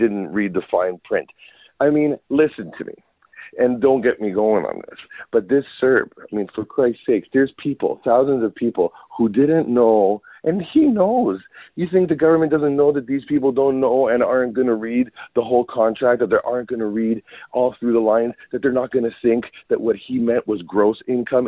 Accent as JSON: {"language": "English", "country": "Canada", "said": "as a Canadian"}